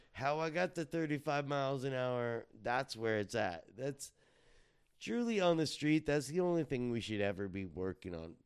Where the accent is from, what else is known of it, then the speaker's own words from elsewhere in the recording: Fontana, California, United States; also born or lived in Riverside, California; I was born in Riverside, grown up in Fontana